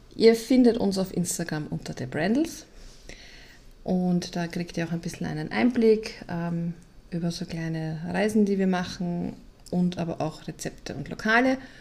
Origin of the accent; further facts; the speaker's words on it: Vienna, Austria; als Wiener